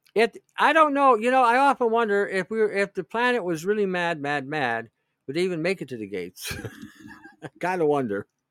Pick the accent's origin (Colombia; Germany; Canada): Canada